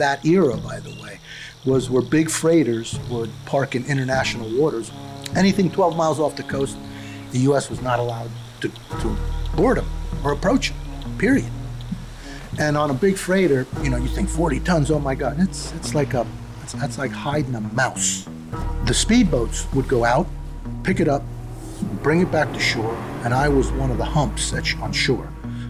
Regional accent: New York, United States; accent: New York; you know, I'm a New Yorker at heart and at speech. So I don't hold back.

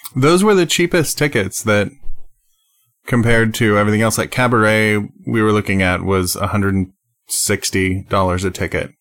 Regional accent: United States; I, I'm an American

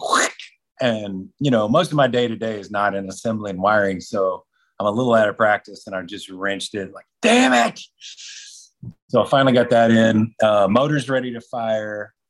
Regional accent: Texas, United States; That was my home state in Texas

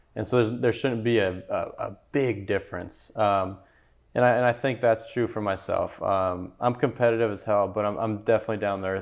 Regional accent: California, United States; now in Memphis, United States; I'm from California

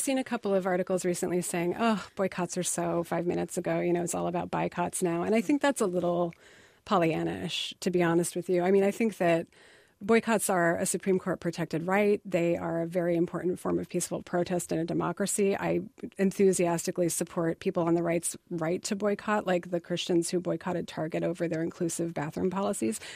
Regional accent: Pennsylvania, United States; also born or lived in Indiana; I consider myself a Northeasterner because I grew up from ten on in P

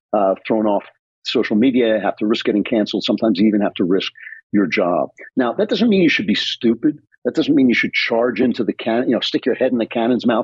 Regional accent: United States; I grew up in America that didn't require so much courage.

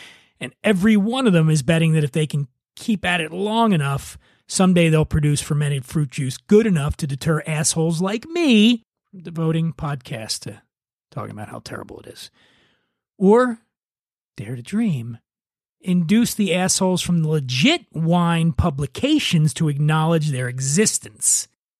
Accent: Philadelphia, Pennsylvania, United States; Now, in my defense, I'm from Philly, so I blamed it on my accent.

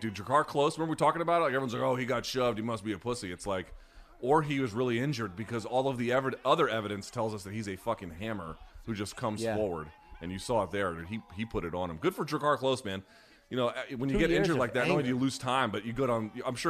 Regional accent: India; born there; In India. I was born in India.

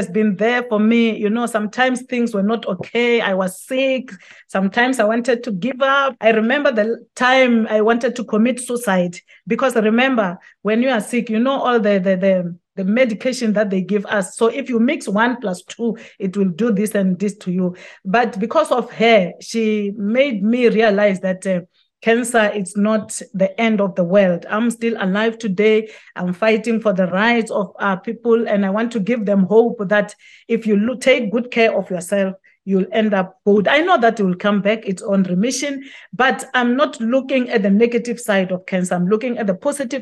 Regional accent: South Africa; people in my home country

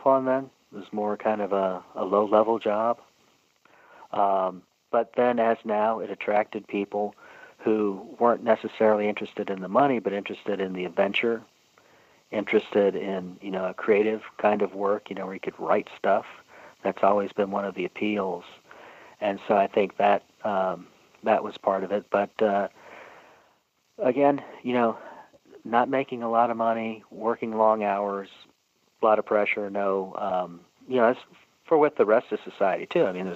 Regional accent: St. Louis, Missouri, United States; where I grew up in St. Louis

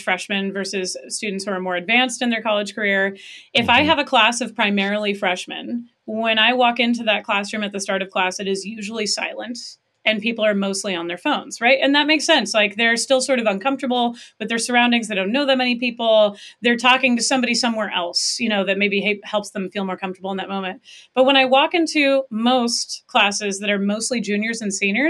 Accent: Pacific Northwest, United States; I did a lot growing up in the Pacific Northwest

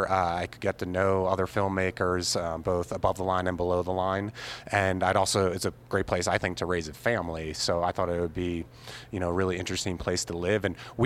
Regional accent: Albuquerque, New Mexico, United States; I out here representing the Southwest. Thanks for coming to my hometown, Albuquerque.

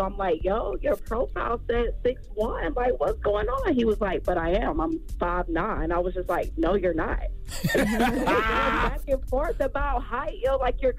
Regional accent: South Carolina, United States; now in Charlotte, United States; Hey, no, but it's 864. I just live in 704.

